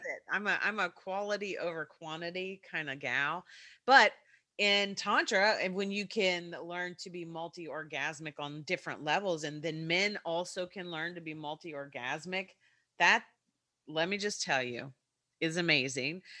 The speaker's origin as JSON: {"language": "English", "region": "Kentucky", "country": "United States", "accent": "Kentucky", "said": "my Kentucky accent"}